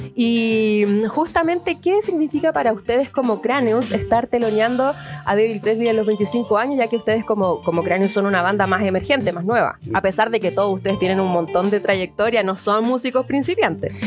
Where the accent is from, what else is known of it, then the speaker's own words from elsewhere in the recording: Chile; somos todos chilenos